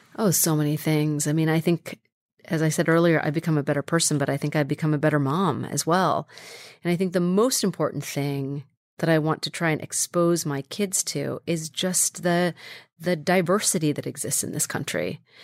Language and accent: English; Carmichael, California, United States; also born or lived in Sacramento, California; I grew up in a, in a little town called Carmichael, California